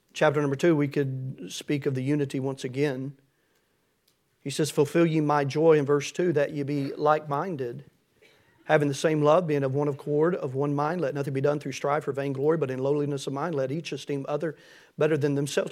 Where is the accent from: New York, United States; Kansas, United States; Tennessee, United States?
Tennessee, United States; I'm from Tennessee